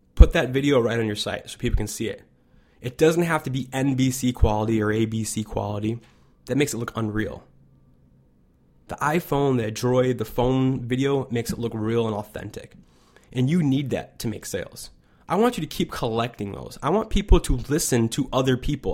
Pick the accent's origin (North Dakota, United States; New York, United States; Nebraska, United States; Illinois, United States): Illinois, United States; Chicago; I'm from Chicago